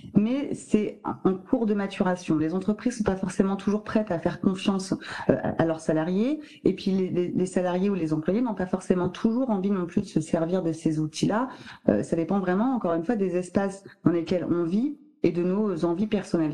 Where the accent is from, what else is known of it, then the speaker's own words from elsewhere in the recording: France; on est français